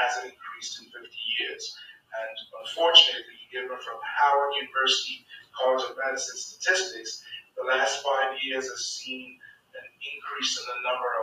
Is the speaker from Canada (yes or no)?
no; Nigeria; moved away; I grew up in Nigeria.